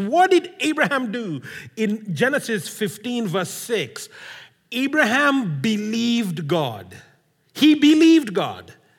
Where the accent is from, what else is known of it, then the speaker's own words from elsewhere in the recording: Kenya; I come from Kenya.